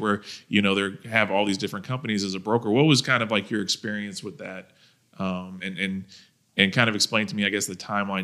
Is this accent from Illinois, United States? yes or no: no; Thomasville, Georgia, United States; I'm from Thomasville, Georgia